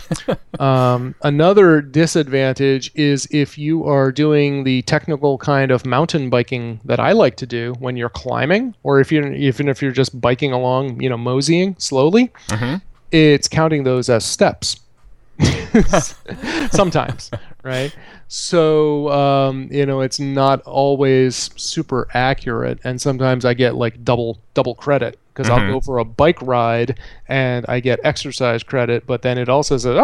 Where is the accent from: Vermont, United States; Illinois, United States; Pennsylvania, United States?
Vermont, United States; born or raised there